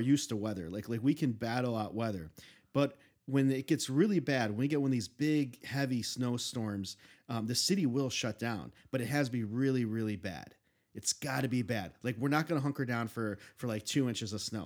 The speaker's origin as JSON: {"language": "English", "town": "Chicago", "region": "Illinois", "country": "United States", "tie": "born or raised there", "said": "I grew up, I was born and raised in Chicago"}